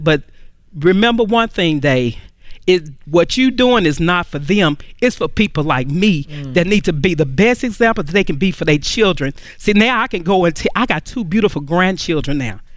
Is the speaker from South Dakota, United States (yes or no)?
no; Dallas, Texas, United States; I'm from Dallas, Texas